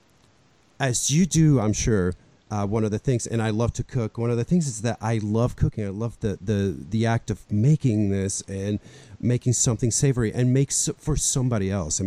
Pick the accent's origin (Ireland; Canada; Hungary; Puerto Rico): Puerto Rico; also born or lived in Buffalo, New York; now in United States; growing up in Puerto Rico, bakeries are a gigantic part of our customs